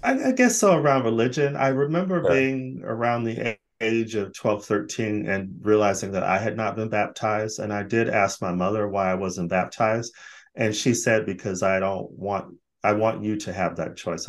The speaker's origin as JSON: {"language": "English", "town": "Phoenix", "region": "Arizona", "country": "United States", "tie": "born or raised there", "also_born_or_lived": "Los Angeles, California / Sweden", "moved": "as an adult", "lives_now": "Brighton, United Kingdom", "said": "Phoenix is my hometown, but L.A is where actually I spent most of my life because I moved there as a young adult"}